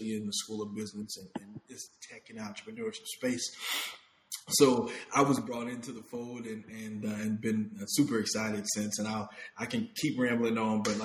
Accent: Illinois, United States; I was born and raised in the Midwest, Illinois in particular

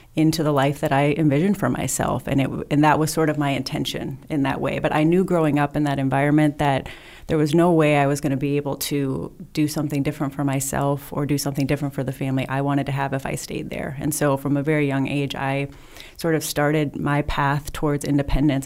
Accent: southern Wisconsin, United States; moved away; also born or lived in Temecula; I grew up in southern Wisconsin, really small town

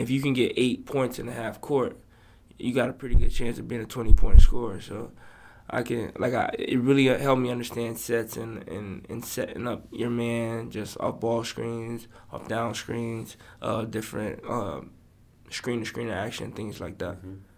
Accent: Florida, United States; also born or lived in Boston, Massachusetts; I'm from Florida

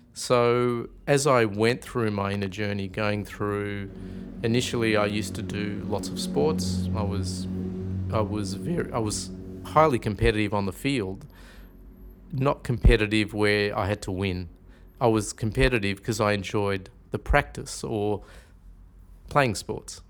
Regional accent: Melbourne, Victoria, Australia; also born or lived in Carlton, Victoria / Lara, Victoria; I was actually born in Carlton at the old Royal Women's Hospital in sixty-three. So, I started off, um, I grew up in Northcote. And then at the age of nine, we actually, uh, moved out to Lara in the country, out near Geelong.

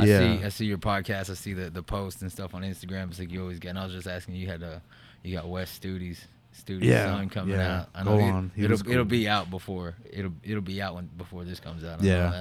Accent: United States; to me, it's like in my heart, I'm from the Navajo Nation, you know? So when people ask me, I'm like, yeah, I mean, we could get into the technicalities. Like, I'm Cherokee and Navajo, but my ways are Navajo

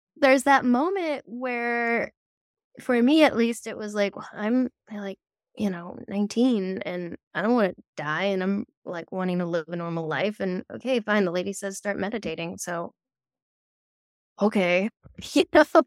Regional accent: Netherlands; I grew up in the Netherlands, um, which is very practical culture

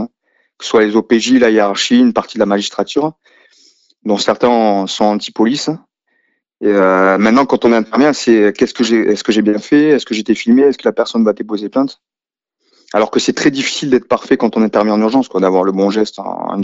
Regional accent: a village in the south of France, France; J'ai grandi dans un village typique du sud de la France

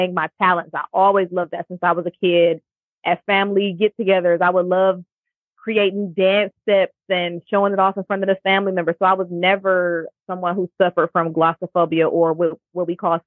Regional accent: Cleveland, Ohio, United States; moved away as an adult; now in Houston, United States; when I moved back to my hometown of Cleveland, I joined a corporate club

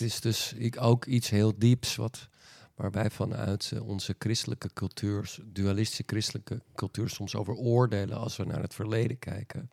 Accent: Friesland, Netherlands; als Friese jongen

